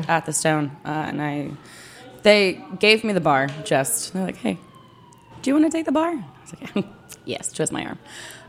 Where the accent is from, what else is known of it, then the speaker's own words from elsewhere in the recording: outside Philadelphia, New Jersey, United States; now in Washington, D.C., United States; I grew up outside of Philadelphia on the South Jersey side, as did the owners of the bar. We all kind of grew up in the little radius of each other.